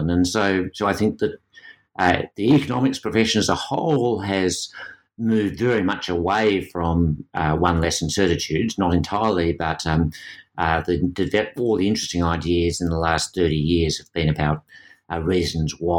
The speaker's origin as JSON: {"language": "English", "country": "Australia", "said": "being Australian"}